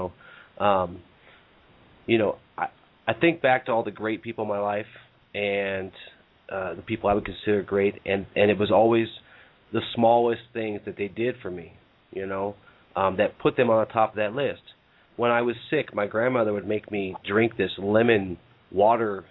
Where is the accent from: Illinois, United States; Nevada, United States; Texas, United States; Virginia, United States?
Nevada, United States; Reno; we're from the United States here. I'm from Reno